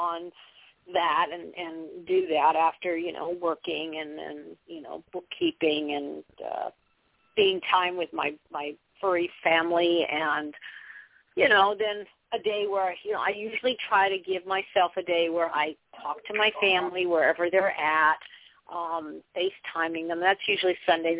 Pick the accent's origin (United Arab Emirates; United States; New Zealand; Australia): United States; Southern California; I come from Southern California